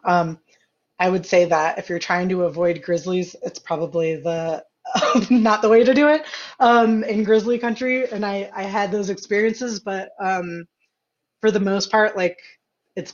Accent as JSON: {"language": "English", "region": "Ohio", "country": "United States", "tie": "born or raised there", "also_born_or_lived": "Colorado / Montana", "moved": "as an adult", "said": "growing up in Ohio, there was whitetail"}